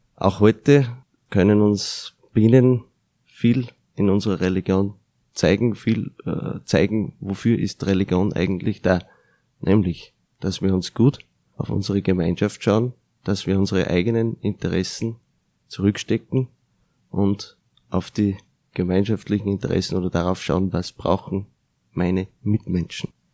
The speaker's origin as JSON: {"language": "German", "country": "Austria", "said": "Bei uns in Österreich"}